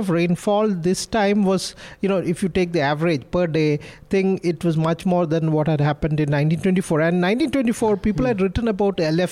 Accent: Kannur, Kerala, India; I'm from Kannur, northern part of Kerala

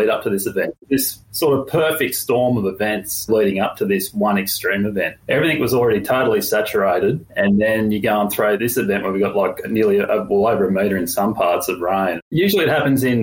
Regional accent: Lismore, New South Wales, Australia; moved away; I grew up in Lismore

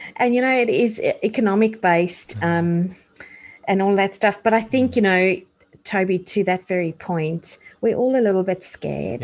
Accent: South Africa; moved away; I grew up in apartheid South Africa

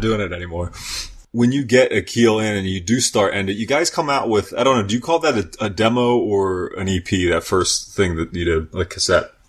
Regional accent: York, Pennsylvania, United States; also born or lived in Baltimore, Maryland; now in Lancaster, United States; when I grew up in York, I was always going to Baltimore and eventually moved there and lived there and came back and then into York. And now I'm here in Lancaster

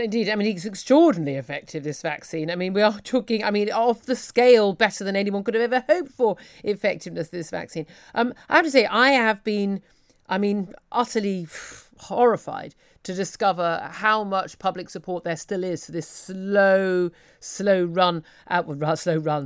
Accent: United Kingdom; we're British

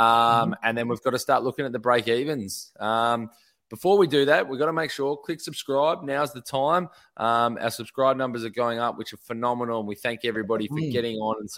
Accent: Victoria, Australia; now in Western Australia, Australia; I grew up in Victoria

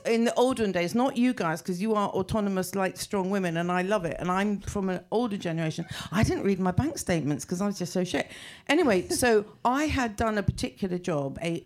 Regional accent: England, United Kingdom; I kind of stopped being English

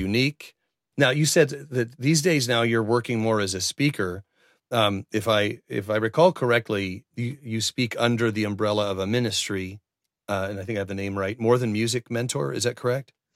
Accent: Oregon, United States; I grew up here in Oregon

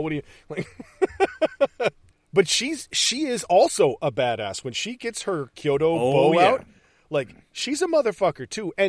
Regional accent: Utica, New York, United States; I'm from upstate New York. I'm from Utica.

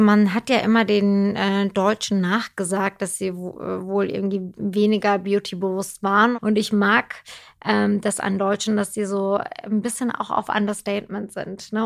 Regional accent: Turkey; now in Germany; ich bin ja in der Türkei groß geworden

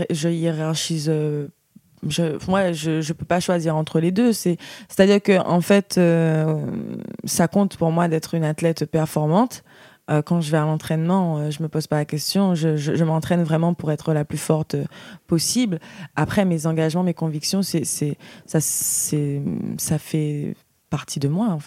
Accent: Guadeloupe, France; Voilà, je viens de la Guadeloupe et ça me tenait à cœur de créer quelque chose où je puisse vraiment transmettre mon expérience.

